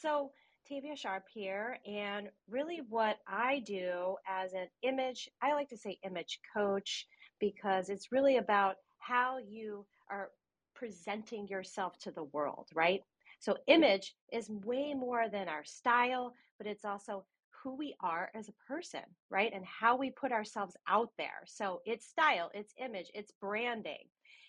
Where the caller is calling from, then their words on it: New York City, New York, United States; I'm calling in from New York City.